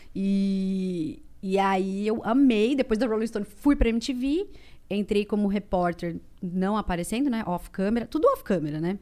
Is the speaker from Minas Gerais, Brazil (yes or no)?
no; Ribeirão Preto, São Paulo, Brazil; moved away; eu sou de Ribeirão Preto